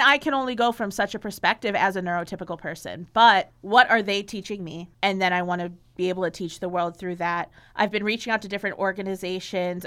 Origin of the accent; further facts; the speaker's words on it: Chicago, Illinois, United States; also born or lived in Athens, Ohio; I grew up in Chicago